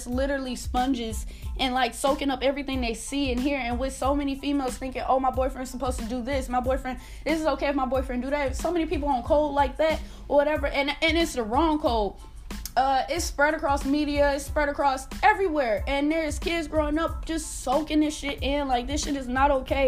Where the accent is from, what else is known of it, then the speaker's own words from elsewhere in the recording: Milwaukee, Wisconsin, United States; now in Texas, United States; I'm from Milwaukee